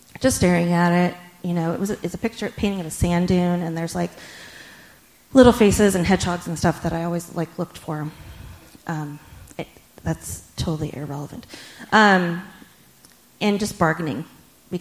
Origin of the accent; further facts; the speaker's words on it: just outside Sacramento, California, United States; where we lived, just outside Sacramento, California